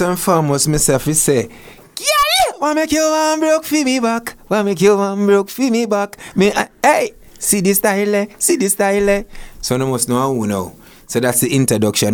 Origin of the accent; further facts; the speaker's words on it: Portmore, Saint Catherine, Jamaica; now in Toronto, Canada; I grew up in Waterford.